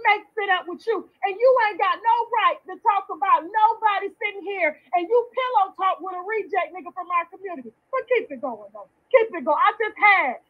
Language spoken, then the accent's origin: English; Florida, United States; I'm from Florida too, like you, but I'm a little older than you